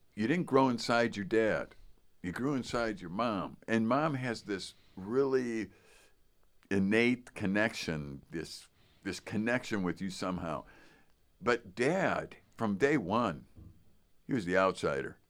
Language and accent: English; Chicago, Illinois, United States; I was from Chicago